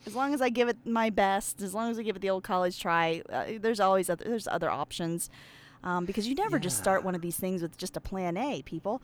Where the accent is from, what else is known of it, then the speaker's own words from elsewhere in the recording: Pennsylvania, United States; I'm from Pennsylvania, of course, uh, but I grew up around a bunch of, um, Amish men